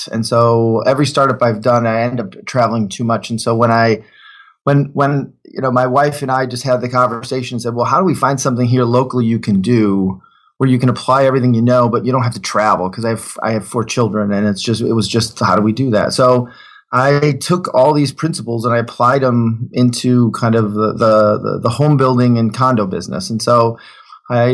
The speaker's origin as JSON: {"language": "English", "town": "Detroit", "region": "Michigan", "country": "United States", "tie": "born or raised there", "also_born_or_lived": "Germany", "said": "I grew up in Detroit"}